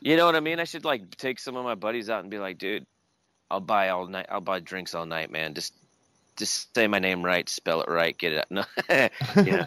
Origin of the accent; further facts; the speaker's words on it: Long Beach, California, United States; I grew up in Southern California in Long Beach